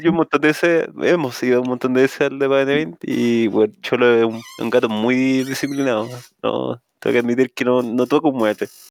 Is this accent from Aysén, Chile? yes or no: yes; Coyhaique, Aysén, Chile; moved away as an adult; now in Santiago, Chile; salí de un liceo en Coyhaique, weón. Yo soy de Coyhaique